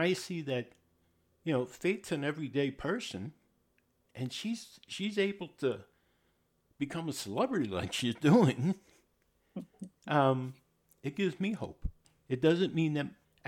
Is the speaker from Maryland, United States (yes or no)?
no; New York, United States; I'm from New York.